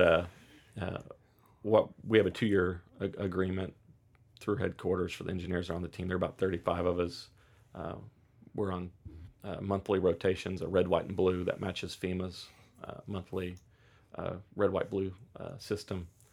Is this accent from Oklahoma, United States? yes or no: yes; Oklahoma, United States; growing up in Oklahoma